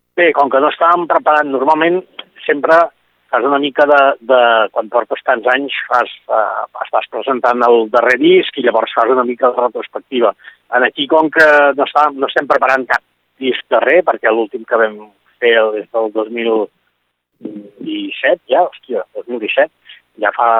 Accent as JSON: {"language": "Catalan", "area": "Berguedà", "region": "Catalonia", "country": "Spain", "moved": "yes", "lives_now": "Alt Empordà, Spain", "said": "Continuo vivint a l'Alt Empordà, però ara estic treballant en el sector de, de cooperatiu i mm. agroalimentari per la meva comarca, pel Berguedà, tot i estar, tot i estar tan lluny"}